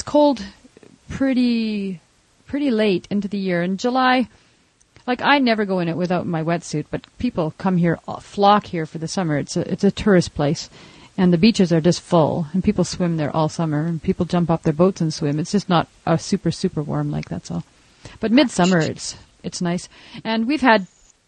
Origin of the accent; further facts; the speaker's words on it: Vancouver, British Columbia, Canada; now in Kelowna, Canada; I grew up in Vancouver, and I have no ever interest in living back in Vancouver again.